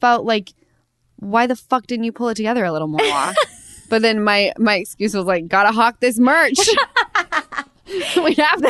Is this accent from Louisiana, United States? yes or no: no; Utah, United States; now in Los Angeles, United States; you know, I come from Utah.